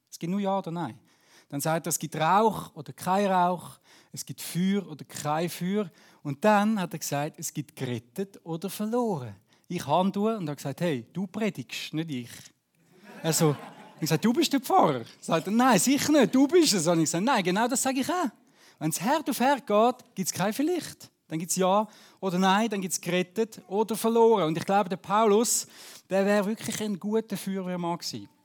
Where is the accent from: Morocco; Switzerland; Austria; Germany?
Switzerland; Zurich; now in Beatenberg, Switzerland; ich wohne in Beatenberg, aber wenn ihr gehört, ich komme ja nicht ursprünglich aus Beatenberg, wir kommen von Zürich-Unterland, aber wohne doch schon acht Jahre, das achte Jahr in Beatenberg.